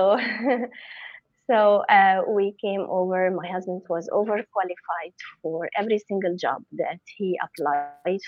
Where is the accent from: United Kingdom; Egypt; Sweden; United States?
Egypt; Cairo, Cairo Governorate; moved away as an adult; also born or lived in Nigeria; I was born and raised in Cairo, Egypt